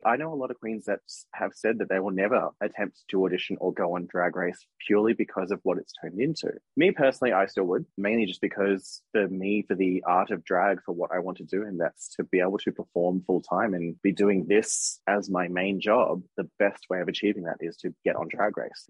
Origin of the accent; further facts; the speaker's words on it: Australia; I'm an Aussie